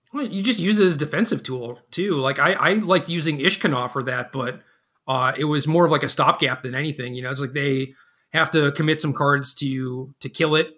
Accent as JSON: {"language": "English", "region": "Minnesota", "country": "United States", "tie": "born or raised there", "also_born_or_lived": "Seattle, Washington / Virginia", "moved": "yes", "said": "I grew up in Minnesota"}